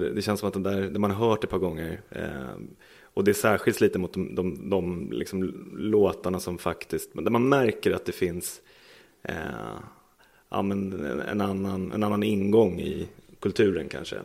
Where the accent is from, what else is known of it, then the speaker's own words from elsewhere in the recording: Stockholm, Stockholm County, Sweden; also born or lived in Kungsholmen, Stockholm / Vällingby, Stockholm; Jag är född här på Bohusgatan strax bakom där vi sitter